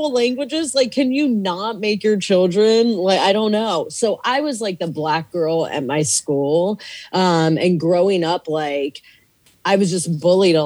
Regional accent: Virginia, United States; moved away as an adult; also born or lived in Kenya / Arizona / Malawi; I grew up in like Virginia. My parents moved to Virginia, and I grew up on the East Coast

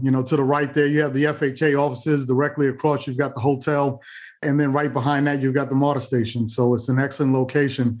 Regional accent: New York, United States; growing up in New York

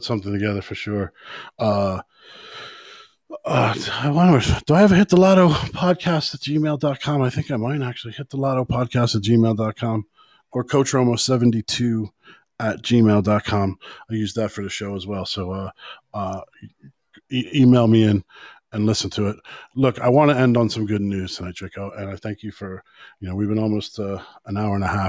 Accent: United States; now in Ireland; I'm American still

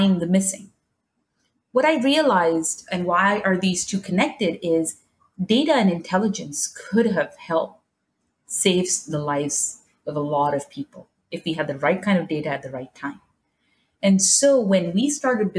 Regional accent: Dubai, United Arab Emirates; also born or lived in New York; now in San Francisco, United States; I grew up in Dubai

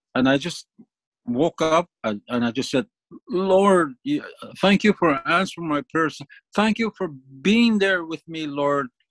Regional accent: Moose Factory, Ontario, Canada; moved away; Moose Factory comes to my mind, my hometown

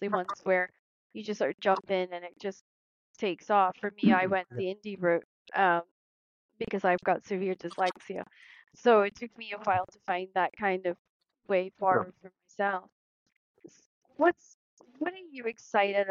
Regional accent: Scotland, United Kingdom; being a part of Scotland and growing up in Scotland

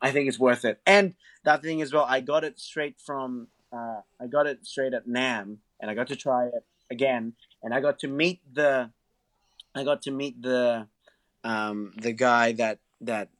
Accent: Blacktown, New South Wales, Australia; I'm from Blacktown. I'm from Blacktown. Westies forever.

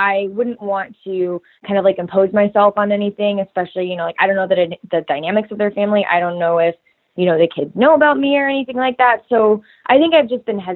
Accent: Kansas, United States; I grew up in Kansas

